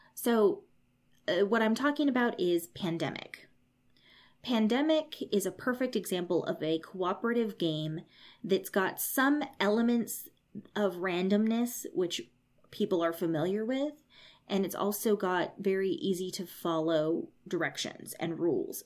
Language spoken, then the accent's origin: English; United States; I grew up in America